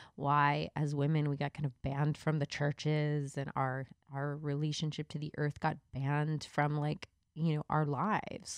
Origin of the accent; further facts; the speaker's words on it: the Bible Belt, the South, United States; I grew up in the Bible Belt